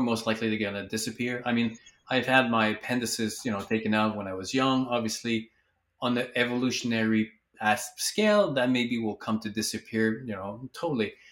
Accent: Quebec, Canada; moved away; I'm from Quebec originally

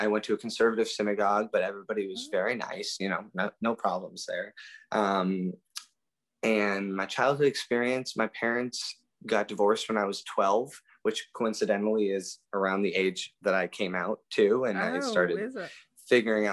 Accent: Minnetonka, Minnesota, United States; also born or lived in Pittsburgh, Pennsylvania; I grew up in Minnetonka, Minnesota.

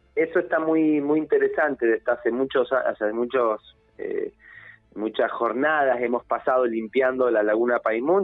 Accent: Neuquén, Argentina; yo soy un pibe de Neuquén, soy un pibe del interior que tuvo la oportunidad de estudiar

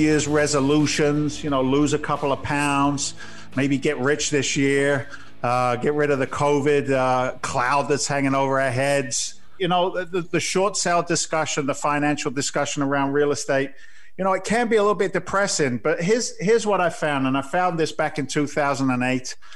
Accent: England, United Kingdom; accent: slight English; my slight English accent

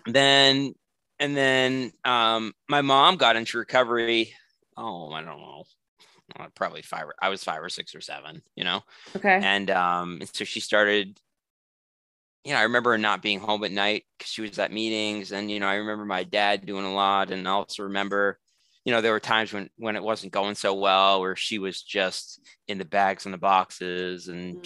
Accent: New England, United States; I'm from New England, like it's relatively cold in the winter

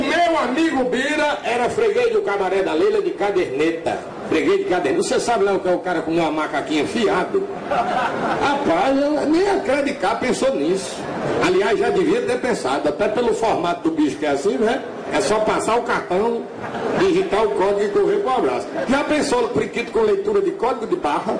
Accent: Rio Grande do Norte, Brazil; moved away as an adult; also born or lived in Ceará; saí do Rio Grande do Norte em mil novecentos e noventa e um.

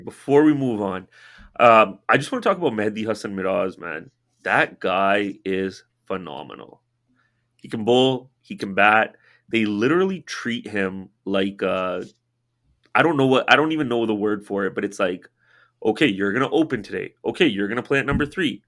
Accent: Canada; I'm born in Canada

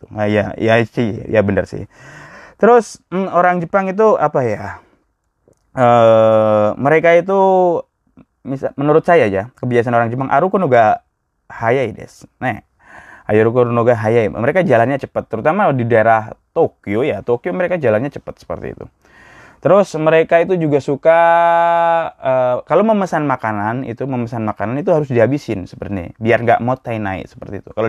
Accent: Java, Indonesia; Saya orang Jawa, asli Jawa.

